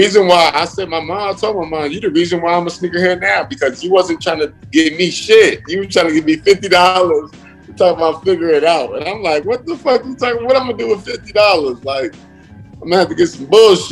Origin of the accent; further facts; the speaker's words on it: New Jersey, United States; I'm from Jersey